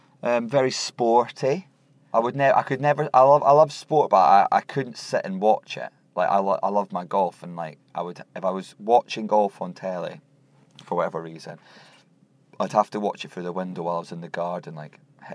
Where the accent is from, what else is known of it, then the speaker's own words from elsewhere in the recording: Scotland, United Kingdom; I like telling people that I'm Scottish, I like talking about Scotland. I love coming from a country where if you meet another person with your accent in another country, it sort of feels like this really exciting things happened.